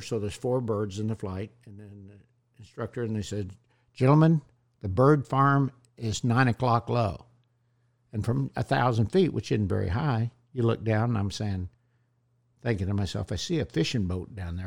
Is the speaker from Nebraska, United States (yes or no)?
yes; Bellevue, Nebraska, United States; Bellevue, Nebraska, which was right there at uh, Omaha. Or it's a little town outside of Omaha where all the SAC kids went.